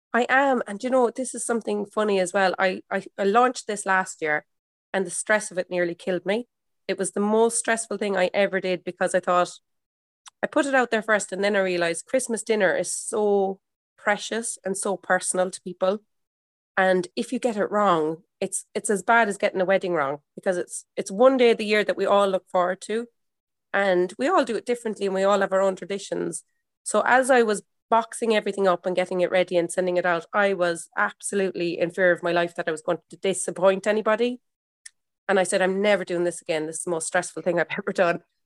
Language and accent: English; Ireland; I'm an Irish mammy